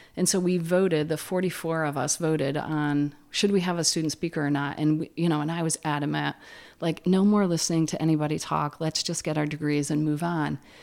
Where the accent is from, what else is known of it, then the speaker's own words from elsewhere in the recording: Plattsburgh, New York, United States; I grew up in Plattsburgh with, uh, a large family of Irish Catholics